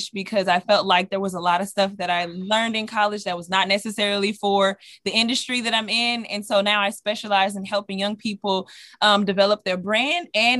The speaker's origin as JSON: {"language": "English", "town": "Dallas", "region": "Texas", "country": "United States", "moved": "yes", "said": "I'm originally from Dallas, Texas."}